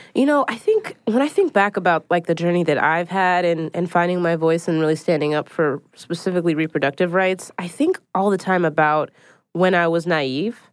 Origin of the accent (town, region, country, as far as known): Philadelphia, Pennsylvania, United States; now in New York City, United States